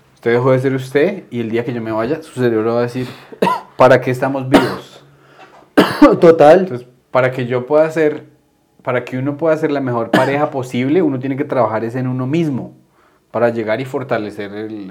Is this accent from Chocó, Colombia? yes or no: no; Duitama, Boyacá, Colombia; yo crecí en Duitama